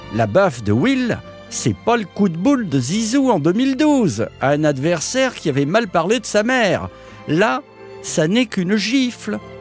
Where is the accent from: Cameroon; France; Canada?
France; chez nous en France